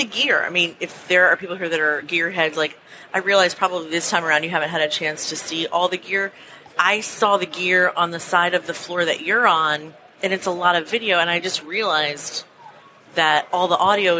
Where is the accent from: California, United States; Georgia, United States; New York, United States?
New York, United States; Long Island; moved away; I grew up in Long Island